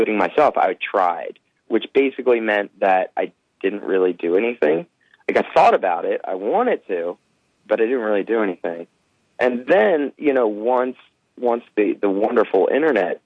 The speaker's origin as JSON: {"language": "English", "town": "Philadelphia", "region": "Pennsylvania", "country": "United States", "also_born_or_lived": "Los Angeles", "moved": "yes", "said": "I'm from Philadelphia"}